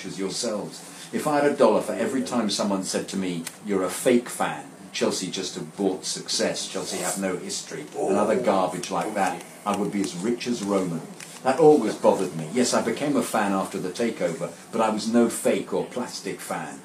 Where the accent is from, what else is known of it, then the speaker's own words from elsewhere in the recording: India; I was born and raised in India.